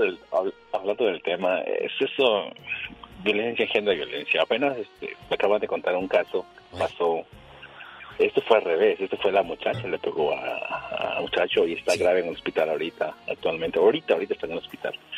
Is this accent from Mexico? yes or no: yes; Veracruz, Mexico; soy de Veracruz y salimos a trabajar fuera